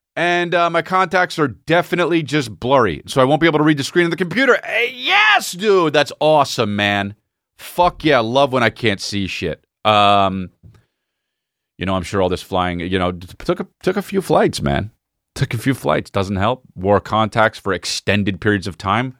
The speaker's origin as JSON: {"language": "English", "country": "United States", "said": "I'm American"}